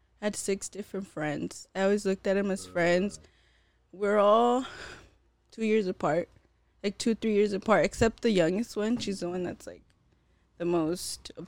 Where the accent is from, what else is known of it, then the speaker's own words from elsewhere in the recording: Montclair, California, United States; also born or lived in Fontana, California; I was born and raised in Montclair, California